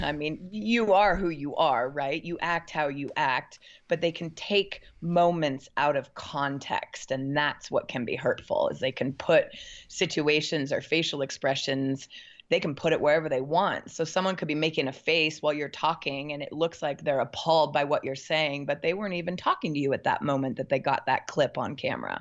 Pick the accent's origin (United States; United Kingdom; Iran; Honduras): United States; Portland, Oregon; now in Bend, United States; I'm from Portland, Oregon